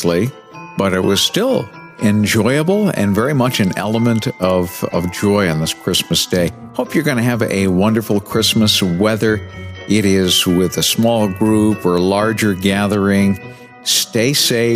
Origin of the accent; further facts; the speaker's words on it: New Bedford, Massachusetts, United States; moved away; my hometown of New Bedford, Massachusetts